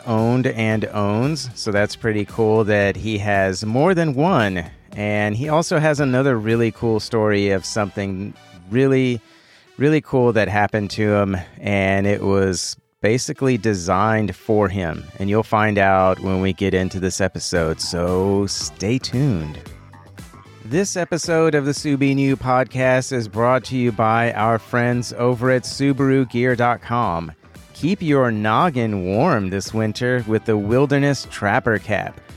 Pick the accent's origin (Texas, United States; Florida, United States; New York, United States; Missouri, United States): Texas, United States; Houston; I am from Houston, born and raised here